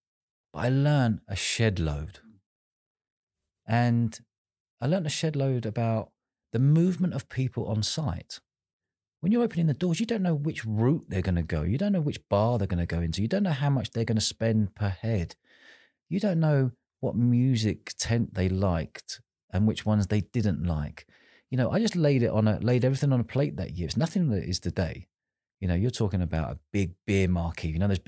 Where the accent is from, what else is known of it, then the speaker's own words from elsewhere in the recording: London, United Kingdom; I was from London, she was from Manchester, but we were all in the same festival together